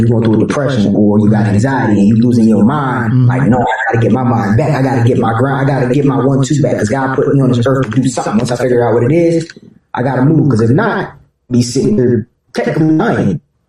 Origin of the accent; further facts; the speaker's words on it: Chester, Pennsylvania, United States; I'm originally from Chester, PA, so, you know, if you know about that area, then you know it's kind of here and there.